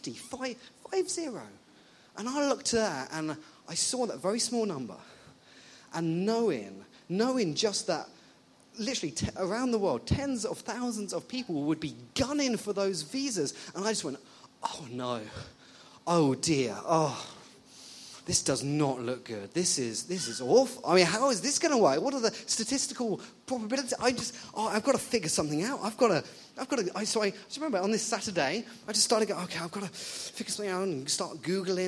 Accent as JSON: {"language": "English", "region": "England", "country": "United Kingdom", "moved": "as an adult", "lives_now": "Ottawa, Canada", "said": "I'm not Canadian. I'm from England."}